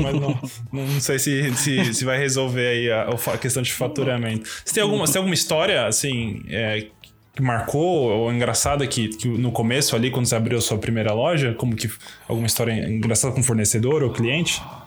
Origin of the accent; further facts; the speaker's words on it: São Paulo, Brazil; A gente é de São Paulo